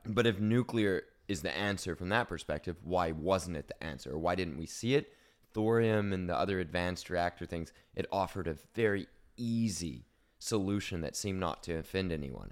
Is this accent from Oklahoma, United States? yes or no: yes; Oklahoma, United States; moved away; I'm from Oklahoma. That's oil country.